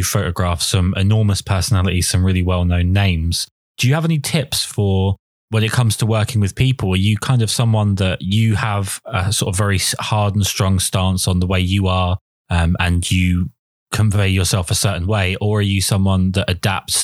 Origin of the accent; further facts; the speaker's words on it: England, United Kingdom; I'm from England and I don't live in London